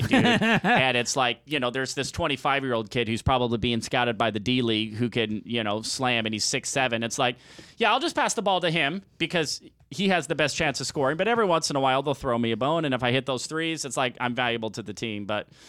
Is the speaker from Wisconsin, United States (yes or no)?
no; Arizona, United States; I'm from Arizona